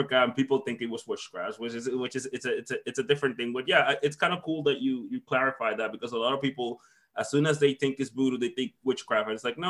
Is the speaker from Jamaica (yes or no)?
no; Dominican Republic; moved away; I'm from the Dominican Republic